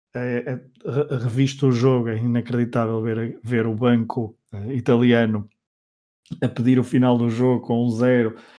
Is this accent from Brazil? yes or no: no; Portugal; nos diz muito enquanto portugueses